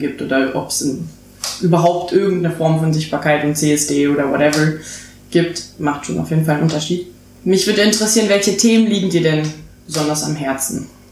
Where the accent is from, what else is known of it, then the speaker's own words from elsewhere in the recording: Berlin, Germany; ich bin Berlinerin